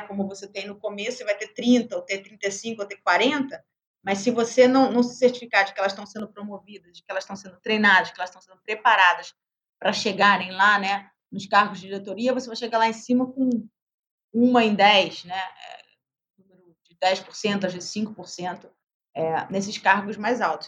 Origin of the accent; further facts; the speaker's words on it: Brazil; como brasileira